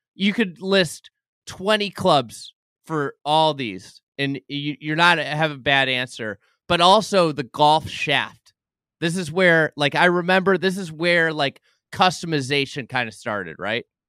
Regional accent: Lake Bluff, Illinois, United States; I grew up in Lake Bluff, um, Illinois, north of Chicago

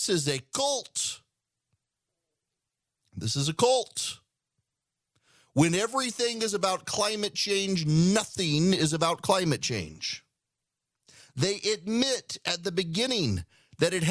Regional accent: South Louisiana, United States; I'm from South Louisiana

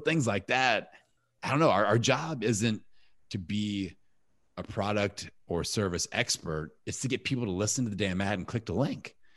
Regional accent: Indiana, United States; I'm from Indiana.

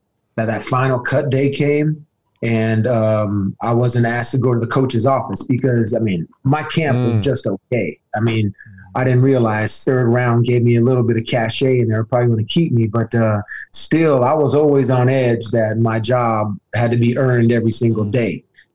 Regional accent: Arizona, United States; They named that package Cactus because I'm from Arizona.

